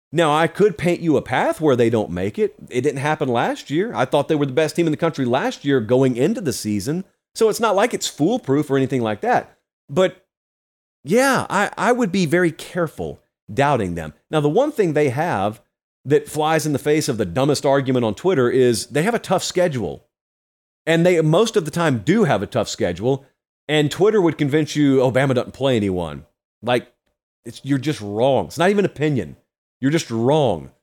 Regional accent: Georgia, United States; I'm from Georgia

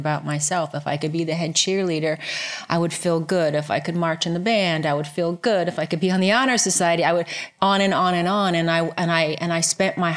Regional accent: Cleveland, Ohio, United States; I was born in Cleveland, Ohio, well, a suburb of Cleveland, Ohio.

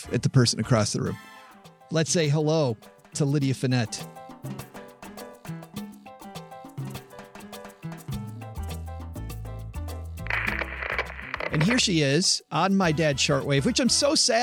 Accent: Southwest Michigan, United States; I'm from Southwest Michigan

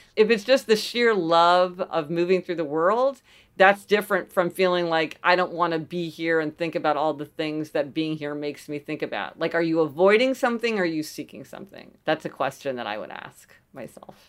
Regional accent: Kansas City, Missouri, United States; also born or lived in New Haven; now in New York City, United States; So I grew up in Kansas City, Missouri, which is sort of, you know, Midwestern city

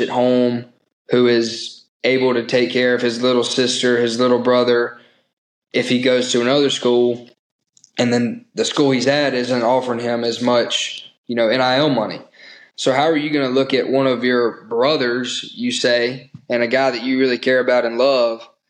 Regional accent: Mississippi, United States; I'm from Mississippi, have a lot of Mississippi roots within my family.

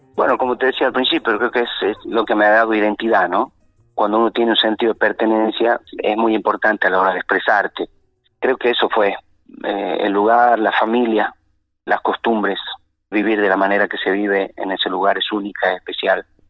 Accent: Chaco Salteño, Salta, Argentina; El chaco salteño, la familia

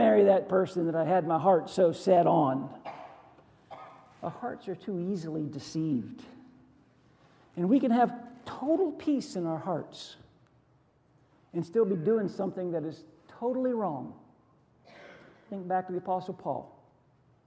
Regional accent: Western Pennsylvania, United States; I grew up in Western Pennsylvania

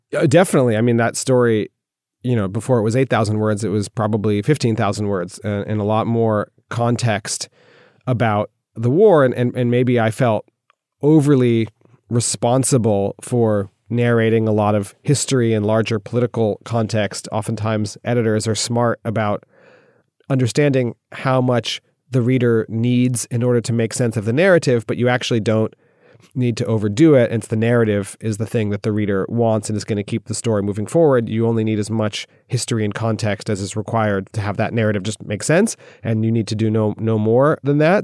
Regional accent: United States; moved away as an adult; now in Moscow, Russia; being an American

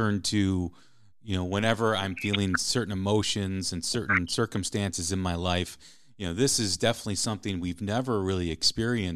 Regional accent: Chicago, Illinois, United States; I grew up in Chicago

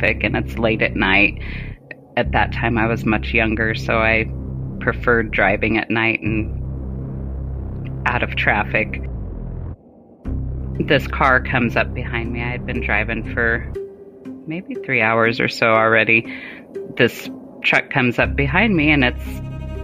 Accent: Colorado, United States; moved away as an adult; also born or lived in Germany / Fort Huachuca, Arizona; my mom in Colorado, which is where I currently live now that I'm out of the military, because we always tend to go back where we were born

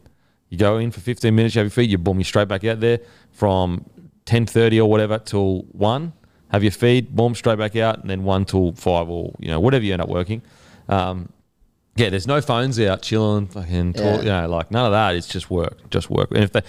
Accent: Australia; And because we're Aussie, we don't know it.

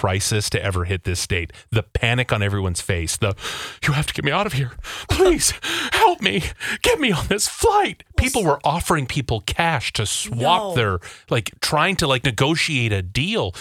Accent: Minnesota, United States; I'm from Minnesota

